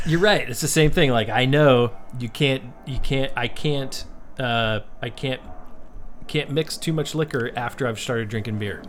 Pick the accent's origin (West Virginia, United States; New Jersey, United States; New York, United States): West Virginia, United States; I grew up in West Virginia, which was really, the part of West Virginia that was really close to D C